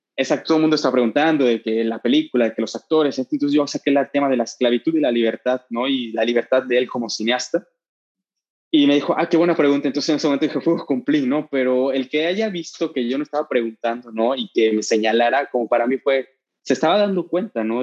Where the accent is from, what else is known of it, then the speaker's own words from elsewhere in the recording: Veracruz, Mexico; moved away as an adult; now in Mexico City, Mexico; somos de Veracruz